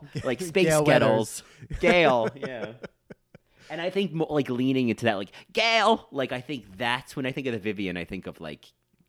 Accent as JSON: {"language": "English", "region": "New South Wales", "country": "Australia", "said": "My accent lives up here in Confidence Corner, yeah, exactly. Australia. South of SIDS. Yeah. Not sudden infant death syndrome, south of Sydney."}